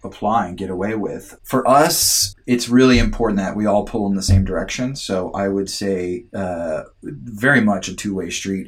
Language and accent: English; United States; moved away as an adult; now in Canada; I'm an American, by the way. I also just became a Canadian citizen